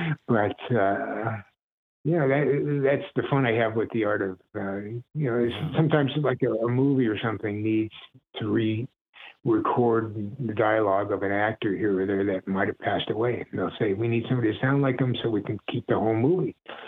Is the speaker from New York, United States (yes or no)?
yes; Brooklyn, New York, United States; I'm originally from Brooklyn, so I knew the different styles of talking with the New York accent.